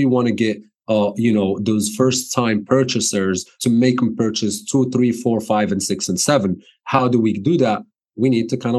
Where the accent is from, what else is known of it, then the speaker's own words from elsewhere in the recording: Morocco; English is a second language; moved away as an adult; also born or lived in New Jersey, United States; now in United States; I was born and raised in Morocco. I moved to the States in 2010